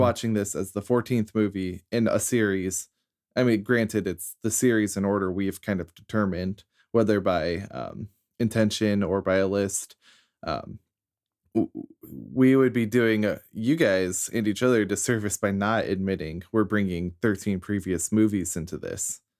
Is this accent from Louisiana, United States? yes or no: no; Iowa, United States; a straight cisgendered white guy who grew up in Iowa